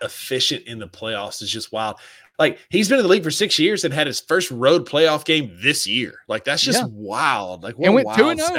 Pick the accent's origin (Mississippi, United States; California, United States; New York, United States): Mississippi, United States; North; also born or lived in Myrtle Beach; We're two goons from North Mississippi